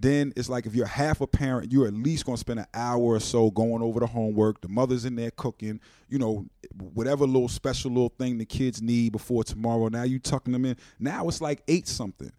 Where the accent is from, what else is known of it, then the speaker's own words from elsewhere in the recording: Wilmington, Delaware, United States; I'm from Wilmington, Delaware